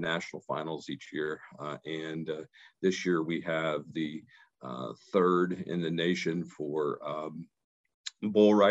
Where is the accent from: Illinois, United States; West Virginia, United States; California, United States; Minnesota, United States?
West Virginia, United States; moved away as an adult; also born or lived in Ohio / Arizona; my home state where I was born and raised in West Virginia